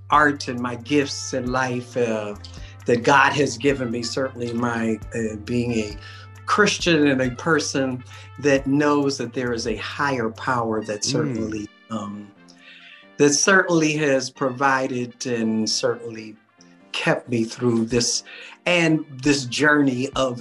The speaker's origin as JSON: {"language": "English", "town": "Pittsburgh", "region": "Pennsylvania", "country": "United States", "tie": "born or raised there", "said": "I grew up in Pittsburgh, Pennsylvania"}